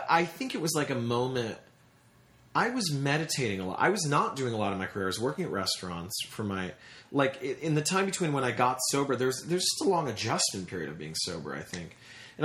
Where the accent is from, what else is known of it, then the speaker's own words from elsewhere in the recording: Tennessee, United States; also born or lived in New York City; I was born in New York City, but then I moved to Tennessee when I was 4.